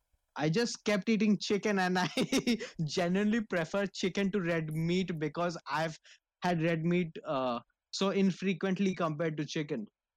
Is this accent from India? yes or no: yes; Mumbai, Maharashtra, India; But I was born and raised in Mumbai